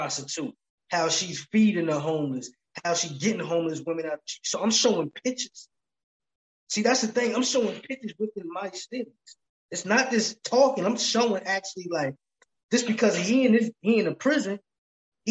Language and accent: English; New Jersey, United States; I'm from Jersey